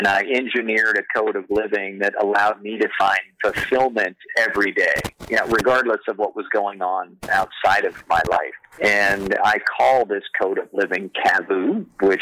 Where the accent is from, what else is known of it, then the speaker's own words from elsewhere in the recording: Oklahoma, United States; growing up in Oklahoma